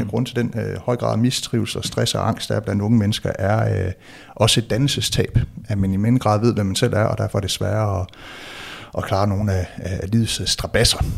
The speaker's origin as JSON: {"language": "Danish", "region": "West Jutland", "country": "Denmark", "said": "jeg identificerer mig som, som dansker, som vestjyde, vil jeg må, måske endda sige"}